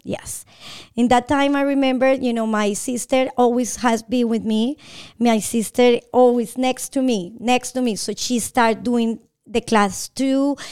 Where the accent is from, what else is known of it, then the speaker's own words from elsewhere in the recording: Bogotá, Colombia; English is a second language; moved away as an adult; now in Atlanta, United States; I'm from Bogotá, Colombia